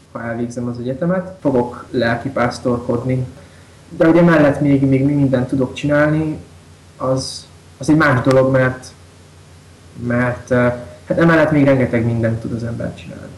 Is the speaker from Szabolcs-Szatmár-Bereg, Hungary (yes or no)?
yes; Kisvárda, Szabolcs-Szatmár-Bereg, Hungary; Én református iskolába is jártam, általános iskolába is, meg gimnáziumba is meg itt Kisvárdán a gyülekezetnek az ifjúsági csoportjába is jártam nagyon sokáig